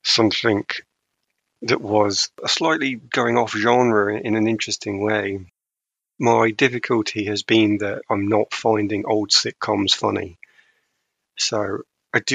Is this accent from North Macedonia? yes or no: no; United Kingdom; I'm too British